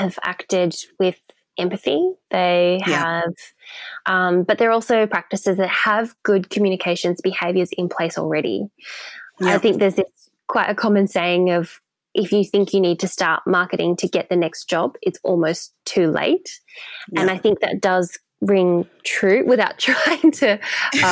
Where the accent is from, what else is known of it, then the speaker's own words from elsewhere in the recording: Melbourne, Victoria, Australia; moved away as an adult; now in London, United Kingdom; So Melbourne in Australia is my hometown